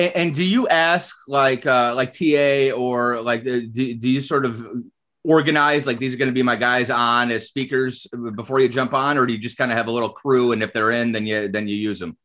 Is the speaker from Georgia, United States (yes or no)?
no; Chardon, Ohio, United States; also born or lived in Cleveland Heights; I was born in Cleveland Heights. I grew up in Chardon.